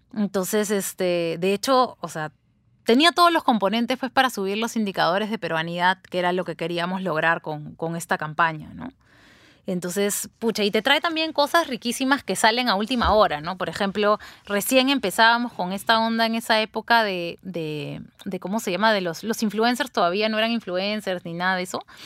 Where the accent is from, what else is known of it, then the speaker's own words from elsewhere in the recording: Peru; los peruanos somos así